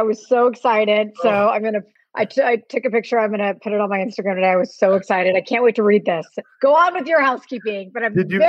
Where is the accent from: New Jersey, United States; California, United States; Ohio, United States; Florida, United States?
California, United States; Orange County; especially growing up in Orange County.